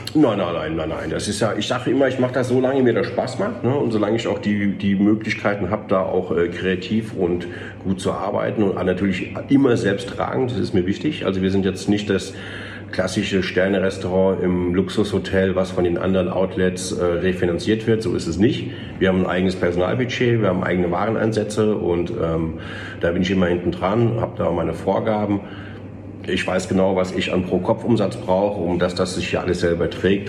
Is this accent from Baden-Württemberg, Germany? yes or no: no; Rodenbach, Hesse, Germany; moved away as an adult; also born or lived in Frankfurt / Taunus; now in Elmau, Germany; Ich bin in Rodenbach groß geworden, in der Nähe von Hanau